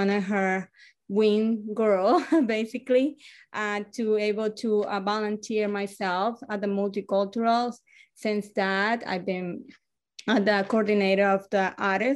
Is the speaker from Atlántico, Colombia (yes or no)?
yes; Barranquilla, Atlántico, Colombia; English is a second language; moved away as an adult; now in Concord, United States; I am original from Colombia